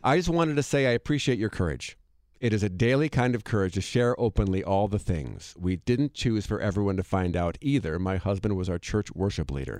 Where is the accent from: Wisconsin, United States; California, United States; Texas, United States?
Wisconsin, United States; Monona; moved away; I went back to my hometown in Monona, Wisconsin